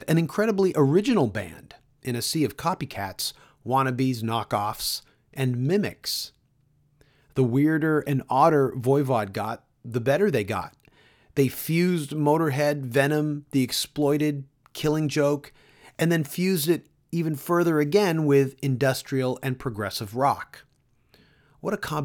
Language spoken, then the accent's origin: English; Canada; I'm Canadian